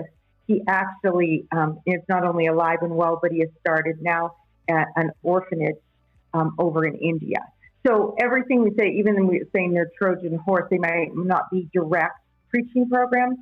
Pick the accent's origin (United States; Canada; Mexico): Canada; I'm from Canada